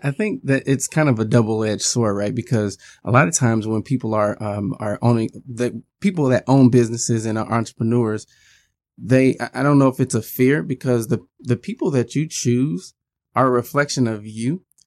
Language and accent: English; Midwest, United States; being a Midwesterner myself